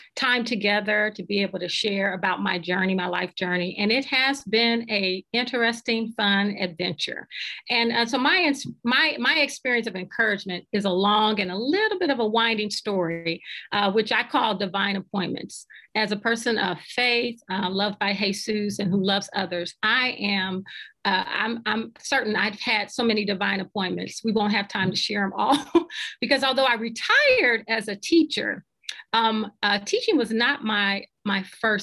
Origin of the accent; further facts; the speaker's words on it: Cincinnati, Ohio, United States; also born or lived in Woodlawn, Ohio; I'm from Cincinnati and the city of Seven Hills. And I came up during a time during desegregation. And I remember being in the fourth grade